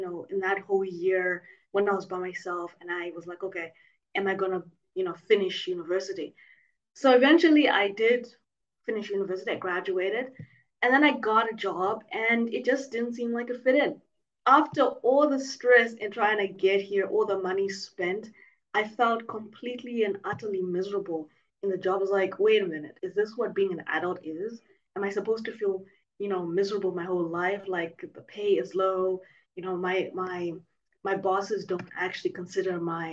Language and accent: English; Zimbabwe; now in Mauritius; I was born and raised in Zimbabwe